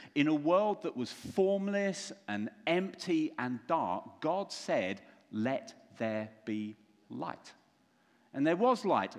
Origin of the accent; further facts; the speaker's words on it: London, United Kingdom; I'm from London